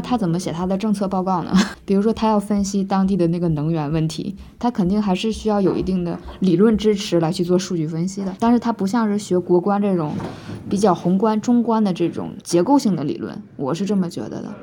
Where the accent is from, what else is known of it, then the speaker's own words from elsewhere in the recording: China; moved away as an adult; now in Scotland, United Kingdom; 作为一个在中国土生土长的人